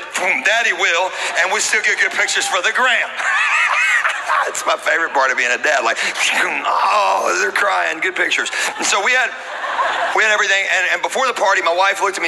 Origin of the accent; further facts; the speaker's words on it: Louisiana, United States; I'm from Louisiana